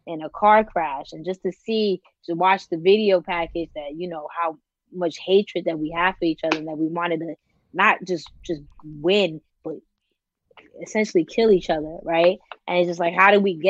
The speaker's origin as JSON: {"language": "English", "region": "New York", "country": "United States", "said": "I'm a New Yorker through and through"}